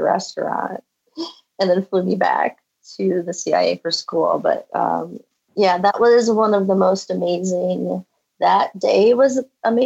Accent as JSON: {"language": "English", "town": "Valparaiso", "region": "Indiana", "country": "United States", "tie": "born or raised there", "also_born_or_lived": "Michigan", "moved": "yes", "lives_now": "Boulder, United States", "said": "we moved from Michigan to Indiana when I was, gosh, I think fourth or fifth grade. And that was where, so I'm literally from the town that Orville Redenbacher is from in Indiana, Valparaiso, Indiana"}